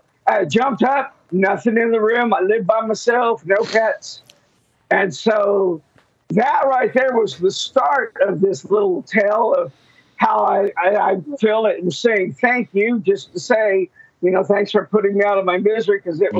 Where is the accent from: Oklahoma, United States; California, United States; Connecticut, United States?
Oklahoma, United States; Enid; since we're from Enid, that is where my weird story takes place.